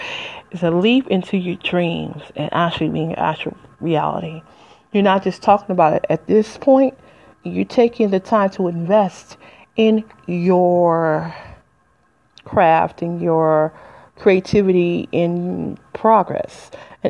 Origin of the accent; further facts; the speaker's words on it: Detroit, Michigan, United States; moved away as an adult; also born or lived in Flint, Michigan; I'm from Detroit, Detroit, 313. Ain't lived there in 20 years.